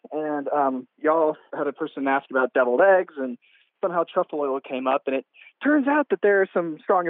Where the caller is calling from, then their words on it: San Antonio, Texas, United States; I'm calling from San Antonio, Texas.